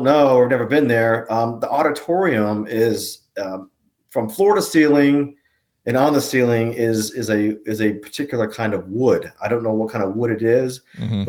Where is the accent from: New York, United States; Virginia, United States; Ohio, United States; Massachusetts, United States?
Virginia, United States; Woodbridge; we grew up in the Woodbridge, Dale City area